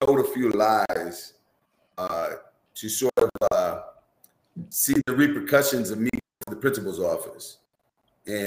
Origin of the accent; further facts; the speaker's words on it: Minneapolis, Minnesota, United States; growing up here in Minneapolis